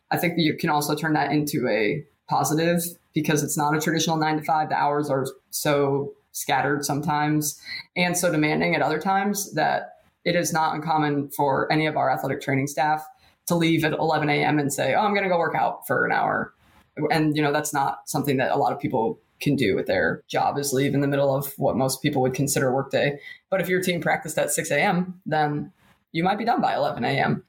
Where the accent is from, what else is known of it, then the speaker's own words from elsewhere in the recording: State College, Pennsylvania, United States; moved away as an adult; now in Lexington, United States; that's my hometown